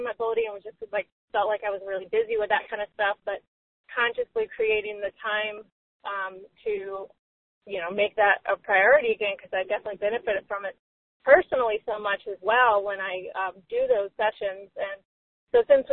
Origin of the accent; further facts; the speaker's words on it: Atlanta, Georgia, United States; moved away; growing up in the Atlanta Church of Religious Science, as it was called when I was younger